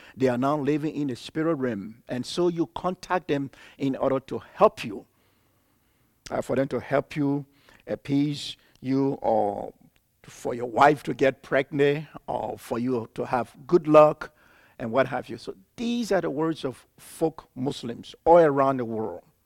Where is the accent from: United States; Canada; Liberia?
Liberia; I was born and raised in Liberia.